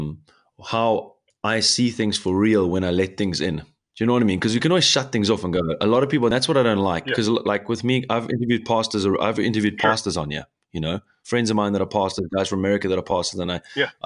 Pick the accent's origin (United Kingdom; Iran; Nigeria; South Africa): South Africa; now in Germany; here in Germany, especially because I'm from South Africa.